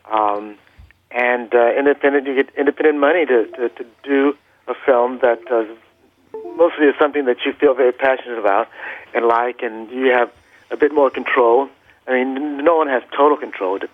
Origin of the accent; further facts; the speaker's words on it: Los Angeles, California, United States; also born or lived in Vicksburg, Mississippi; I was born in Vicksburg, Mississippi, but uh, you know, we moved out to Los Angeles at, at a very early, at a very early age. I was still in you know, in diapers when